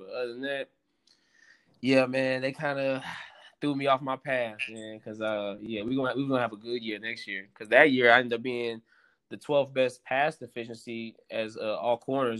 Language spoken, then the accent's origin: English; Philippines; just being Filipino, I'm like, I might as well show this culture off.